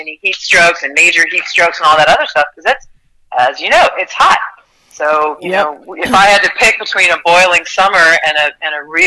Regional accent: the South, United States; moved away as an adult; also born or lived in North Carolina / Virginia; I grew up in North Carolina and Virginia.

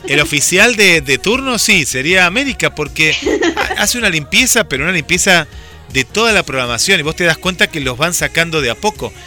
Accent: Argentina

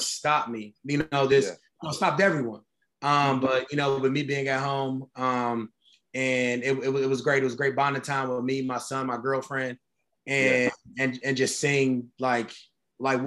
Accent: Cleveland, Ohio, United States; Growing up, I grew up on 115th of Woodland

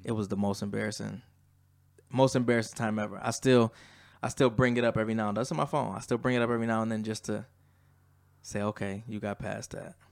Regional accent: Lackawanna, New York, United States; also born or lived in Atlanta, Georgia; growing up in Lackawanna

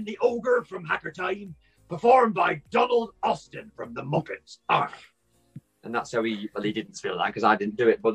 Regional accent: Wigan, North West England, United Kingdom; I'm from Wigan. I live in Wigan. It's a little tiny town in the northwest of England.

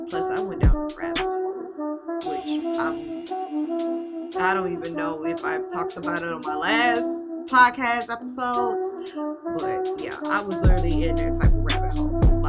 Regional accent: Mississippi, United States; I am from Mississippi. For those that are curious to know, just know that it is the home of Kermit the Frog.

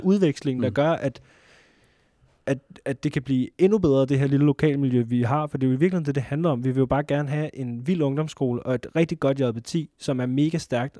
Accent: Næstved, Zealand, Denmark; nu kommer vi fra Næstved

